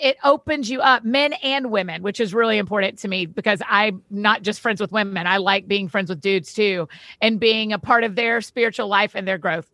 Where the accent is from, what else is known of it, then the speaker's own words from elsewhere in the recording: Georgia, United States; I grew up in Georgia, went to University of Georgia